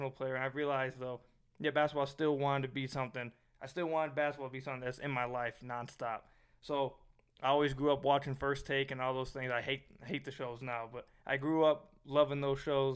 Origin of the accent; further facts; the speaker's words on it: Michigan, United States; I graduated high school over at Chippewa Valley High School in Michigan